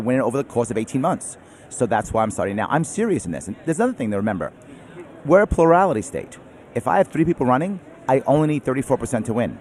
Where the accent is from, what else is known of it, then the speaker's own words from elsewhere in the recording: New York City, New York, United States; I'm a New Yorker, born and raised in New York City